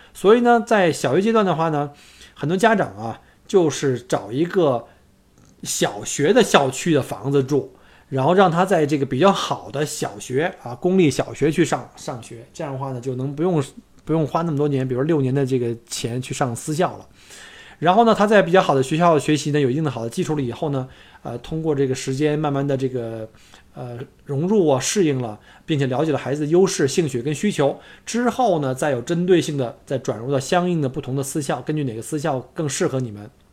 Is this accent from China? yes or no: yes; China; now in Australia; 我们中国人圈子里有一句玩笑